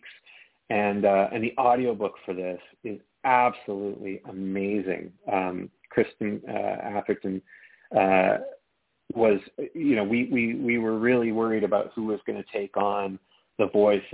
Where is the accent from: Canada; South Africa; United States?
Canada; my home country of Canada